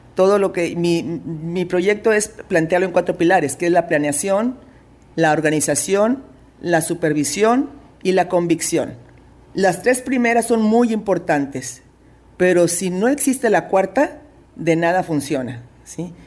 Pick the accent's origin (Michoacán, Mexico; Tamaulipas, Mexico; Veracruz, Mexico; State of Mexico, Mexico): Tamaulipas, Mexico; Reynosa; moved away as an adult; now in Ciudad Victoria, Mexico; Soy originaria de Reynosa, Tamaulipas, pero tengo radicando ya 30 años, casi 30 años en Ciudad Victoria